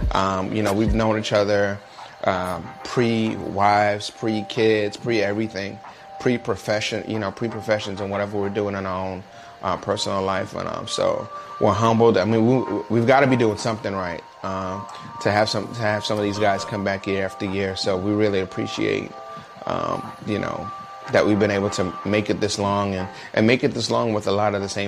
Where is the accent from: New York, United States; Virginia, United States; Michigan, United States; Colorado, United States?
New York, United States; Brooklyn; now in Jacksonville, United States